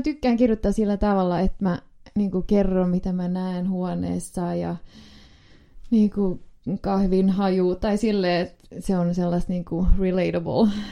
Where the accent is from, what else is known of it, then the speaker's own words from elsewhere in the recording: Finland; ollaan Suomesta